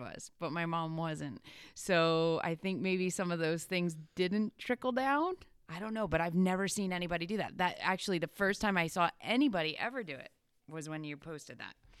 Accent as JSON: {"language": "English", "region": "Pennsylvania", "country": "United States", "said": "I'm from Pennsylvania"}